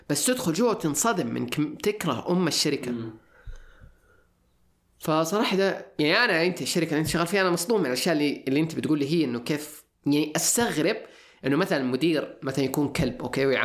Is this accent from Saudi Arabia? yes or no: yes; Saudi Arabia; انا انا كسعودي